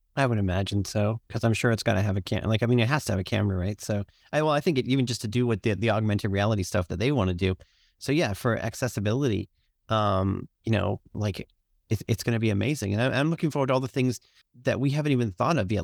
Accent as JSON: {"language": "English", "country": "Canada", "said": "I'm Canadian"}